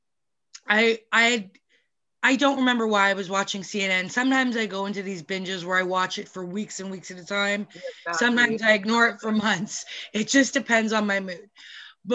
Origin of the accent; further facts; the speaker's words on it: Vancouver, British Columbia, Canada; I grew up in Vancouver.